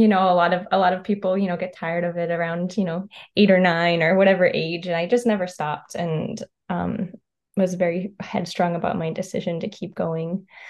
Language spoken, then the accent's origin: English; North Carolina, United States; moved away as an adult; also born or lived in Ohio / Rochester, New York / Montgomery, Alabama / Chicago, Illinois; I was born in Ohio. I grew up in North Carolina.